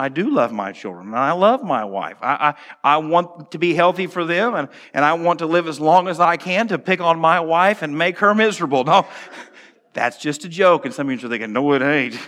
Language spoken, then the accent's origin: English; United States; as an American